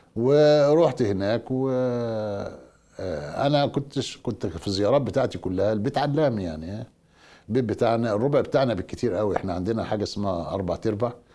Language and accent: Arabic; Egypt